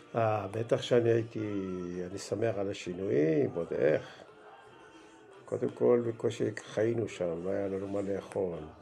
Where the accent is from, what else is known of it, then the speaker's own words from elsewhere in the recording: Melilot, Southern District, Israel; moved away as an adult; also born or lived in Beersheba; now in Ma'agalim, Israel; ואני נולדתי בארץ, בבאר שבע. נולדתי בשנת 1952. אה, שנתיים אחרי שההורים שלי עלו לארץ. אחרי שנתיים בבאר שבע עברנו לגור במושב, מלילות